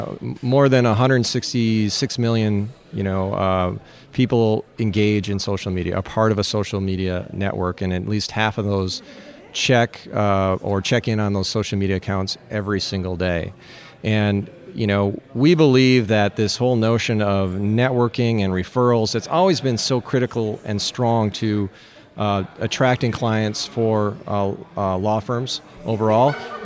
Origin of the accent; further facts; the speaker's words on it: Minnesota, United States; Yeah, so I'm from Minnesota. I need a hockey reference.